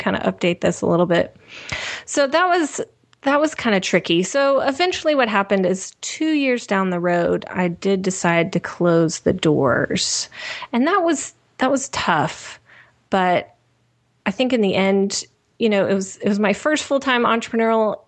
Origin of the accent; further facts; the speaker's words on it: Nashville, Tennessee, United States; moved away as an adult; also born or lived in Kentucky; I'm originally from Nashville